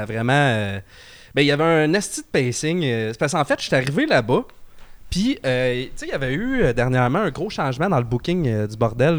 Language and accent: French; Trois-Rivières, Quebec, Canada; moi, je viens de Trois-Rivières